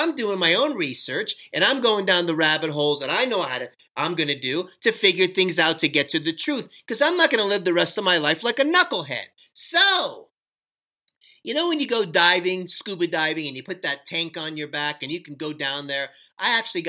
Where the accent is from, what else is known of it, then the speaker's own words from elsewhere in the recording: Miami, Florida, United States; also born or lived in Fort Lauderdale, Florida; I'm from Miami, Florida